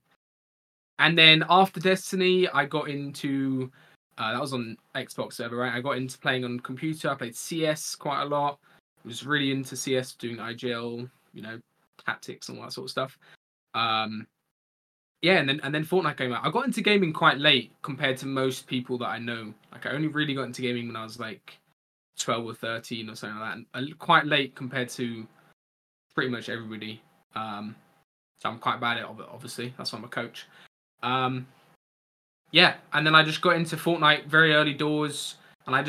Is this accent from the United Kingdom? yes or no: yes; Kent, South East England, United Kingdom; accent: posh southern; also born or lived in Yorkshire; I was born in Yorkshire, but I'm from Kent.